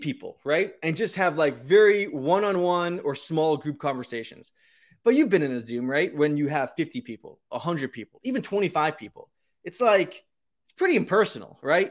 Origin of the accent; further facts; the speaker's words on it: New Hampshire, United States; I grew up in New Hampshire